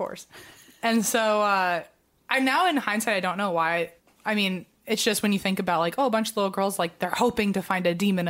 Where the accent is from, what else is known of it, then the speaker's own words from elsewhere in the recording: Virginia, United States; Like, look, I know we're both from Virginia